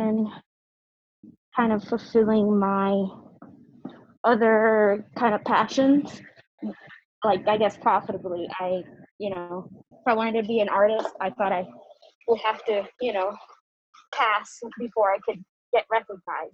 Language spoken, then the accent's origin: English; New York City, New York, United States; I'm from the Bronx. I was born and raised there.